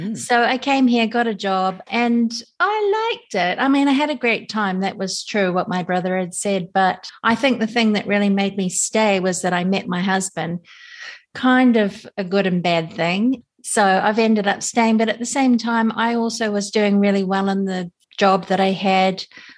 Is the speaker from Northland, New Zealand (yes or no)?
no; Auckland, New Zealand; now in Japan; we're from New Zealand, so we grew up with wool, definitely. All of us did